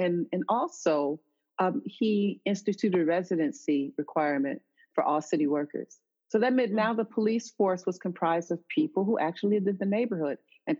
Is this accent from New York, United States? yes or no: yes; New York, United States; I'm New Yorker, all right.